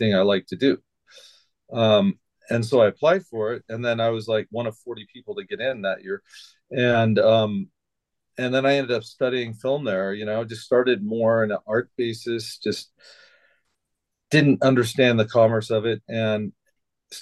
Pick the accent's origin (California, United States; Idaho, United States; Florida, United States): Idaho, United States; moved away; also born or lived in Portland; I was born in Idaho. I was born in like a little small town. Never thought, you know, parents were farmers, all from Idaho.